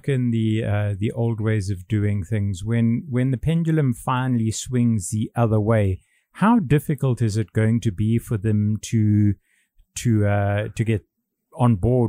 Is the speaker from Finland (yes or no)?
no; United Kingdom; now in Hong Kong; And when I travel anywhere else in the world, I travel on my British passport. Obviously, being British, I'm entitled to do that.